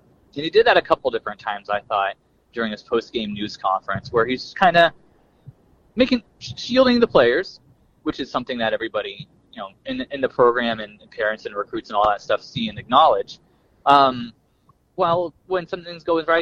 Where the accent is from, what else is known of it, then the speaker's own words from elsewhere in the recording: Kokomo, Indiana, United States; now in Tampa, United States; I was born in Kokomo. As we sit here right now, I'm driving to say hey to my mom in Columbus, about halfway between Indianapolis and Louisville